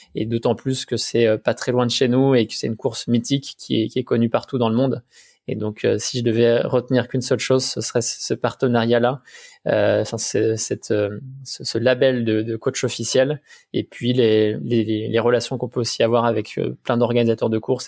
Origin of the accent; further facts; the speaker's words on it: Haute-Savoie, Auvergne-Rhône-Alpes, France; je viens, de Savoie, de Haute-Savoie